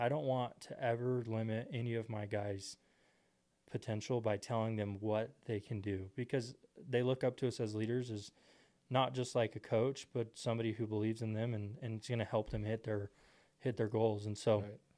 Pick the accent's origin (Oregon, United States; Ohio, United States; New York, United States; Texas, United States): Texas, United States; Temple; I grew up in Texas, Temple, Texas